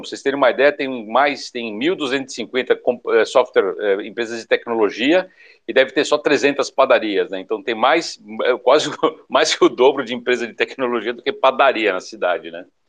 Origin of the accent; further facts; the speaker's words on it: São Paulo, Brazil; moved away as an adult; also born or lived in southern Brazil; Eu sou paulista, né? Daí eu não aguentei mais morar em São Paulo.